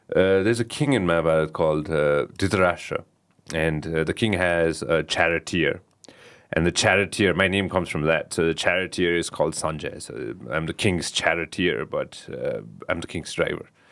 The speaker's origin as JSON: {"language": "English", "town": "Kathmandu", "region": "Bagmati", "country": "Nepal", "tie": "born or raised there", "said": "I'm a Kathmandu boy."}